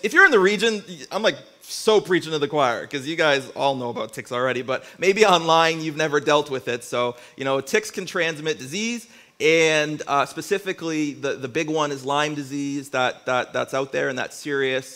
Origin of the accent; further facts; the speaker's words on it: Windsor, Ontario, Canada; moved away as an adult; now in Niagara region, Canada; I'm originally from Windsor, Ontario